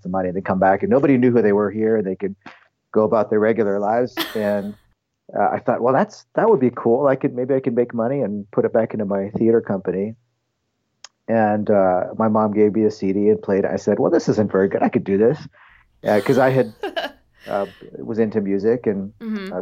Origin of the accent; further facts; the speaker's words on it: Toronto, Ontario, Canada; also born or lived in Ohio, United States / Northern California, United States; now in California, United States; I was born in Ohio. But then when I was just a kid, we moved to Canada, and I grew up near the Toronto area.